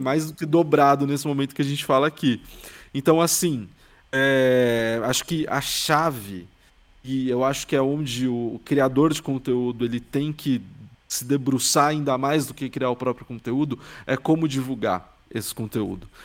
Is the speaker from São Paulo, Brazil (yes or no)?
yes; São Paulo, Brazil; eu sou de São Paulo, que é tipo a maior cidade da América Latina